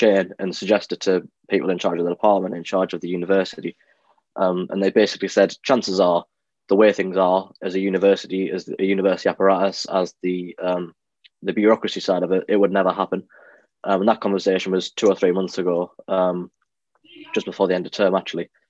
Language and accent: English; Durham, North East England, United Kingdom; I am from Durham